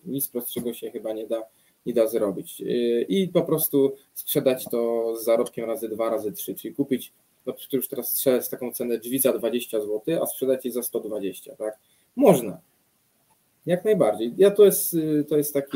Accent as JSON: {"language": "Polish", "area": "near Radom", "region": "Masovian Voivodeship", "country": "Poland", "said": "ja jestem spod Radomia"}